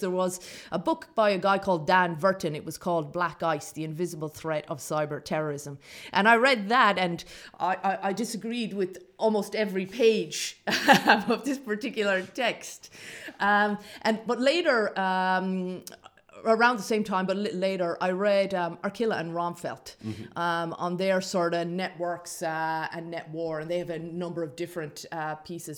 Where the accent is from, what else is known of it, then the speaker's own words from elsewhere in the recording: Ireland; I grew up in Ireland uh, in the 1980s and 1990s